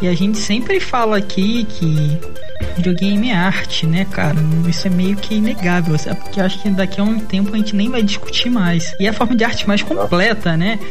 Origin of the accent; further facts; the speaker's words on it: Rio de Janeiro, Brazil; Eu sou do Rio